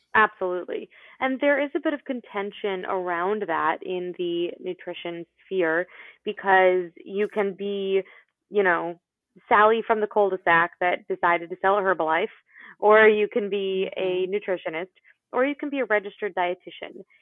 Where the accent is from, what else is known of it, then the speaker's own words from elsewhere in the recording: Florida, United States; I was born in Florida